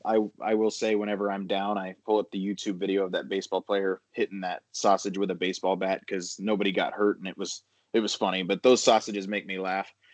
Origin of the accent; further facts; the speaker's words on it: Denver, Colorado, United States; I'm from Denver